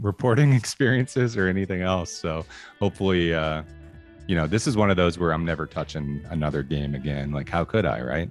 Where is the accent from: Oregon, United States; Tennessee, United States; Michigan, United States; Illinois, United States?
Oregon, United States; Medford; I grew up in Medford